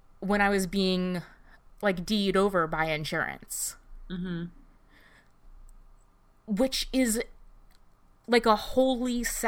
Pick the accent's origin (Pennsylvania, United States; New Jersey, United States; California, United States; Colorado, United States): New Jersey, United States; I'm from North Jersey.